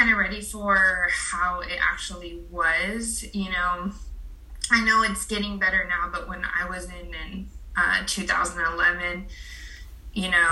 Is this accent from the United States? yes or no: yes; Pacific Grove, California, United States; also born or lived in Fort Wainwright, Alaska / Fort Benning, Georgia / San Jose; I grew up in Pacific Grove